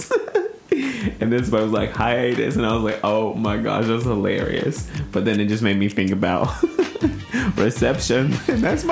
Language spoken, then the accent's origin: English; Tennessee, United States; I live in like a, not a small town, but it's a small, tight-knit town yeah. in Tennessee